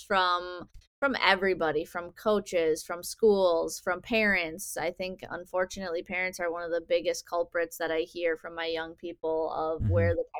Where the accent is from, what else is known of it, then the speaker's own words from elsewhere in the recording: near Milwaukee, Wisconsin, United States; I grew up down near Milwaukee